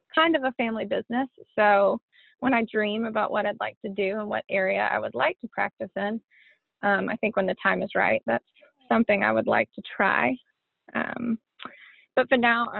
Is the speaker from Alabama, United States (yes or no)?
yes; Birmingham, Alabama, United States; also born or lived in Nashville, Tennessee; I grew up in Birmingham, Alabama. I lived there pretty much my whole life, minus a short stint in Nashville